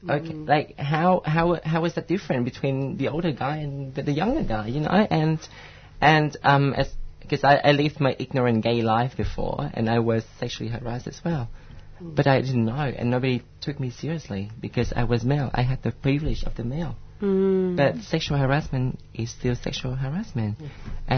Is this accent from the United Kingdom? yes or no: no; Vietnam; I came from Vietnam, and it's such a, I hate to say this, but it's a confusing, misogynistic place.